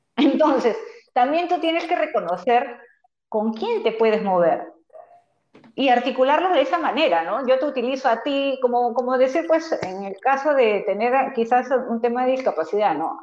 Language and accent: Spanish; Peru; nosotros como personas, como, como, peruanos